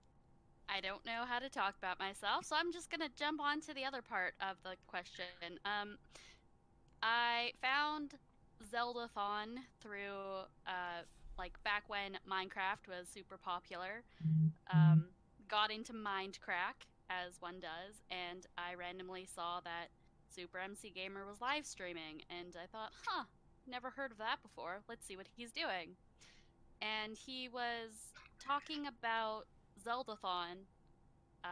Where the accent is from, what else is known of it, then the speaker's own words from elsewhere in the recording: Canada; I am from Canada.